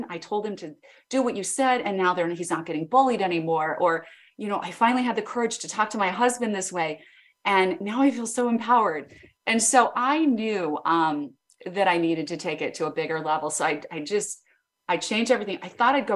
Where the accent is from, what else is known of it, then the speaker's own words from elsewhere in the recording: Idaho Falls, Idaho, United States; I grew up in Idaho, Idaho Falls, Idaho